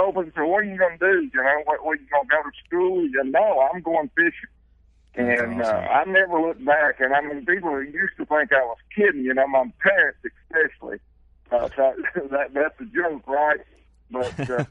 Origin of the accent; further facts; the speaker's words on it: North Carolina, United States; moved away as an adult; now in South Carolina, United States; I grew up in North Carolina and moved to South Carolina just a few years ago